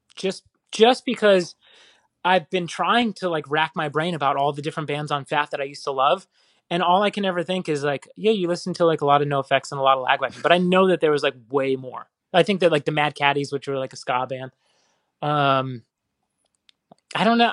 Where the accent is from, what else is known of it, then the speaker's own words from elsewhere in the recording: Phoenix, Arizona, United States; I grew up in Phoenix